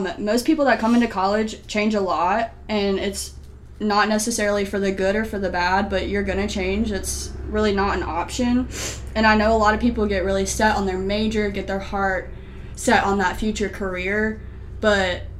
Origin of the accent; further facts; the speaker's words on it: Clayton, North Carolina, United States; I am from Clayton, North Carolina